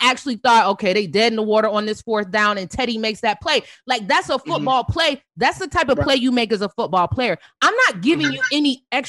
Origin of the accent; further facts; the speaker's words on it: Columbia, South Carolina, United States; moved away; I grew up in Columbia